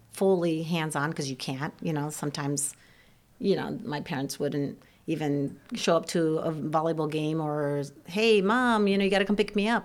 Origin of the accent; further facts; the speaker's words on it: Ohio, United States; first language Serbian; English is a second language; I grew up in Ohio